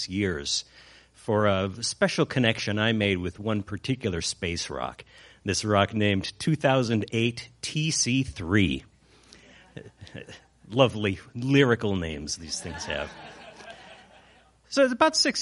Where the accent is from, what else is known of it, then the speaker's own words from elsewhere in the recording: Chicago, Illinois, United States; I'm from Chicago